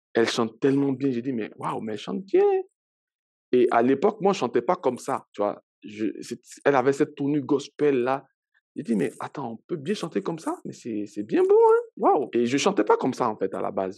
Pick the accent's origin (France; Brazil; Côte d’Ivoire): Côte d’Ivoire; Abidjan; moved away as an adult; also born or lived in Daloa / Gagnoa; now in Canada; j'ai grandi à Abidjan